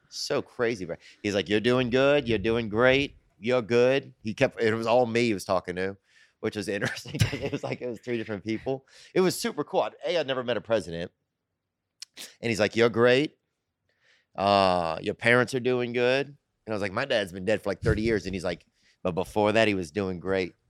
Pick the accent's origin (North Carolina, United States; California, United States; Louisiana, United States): Louisiana, United States; I'm from Louisiana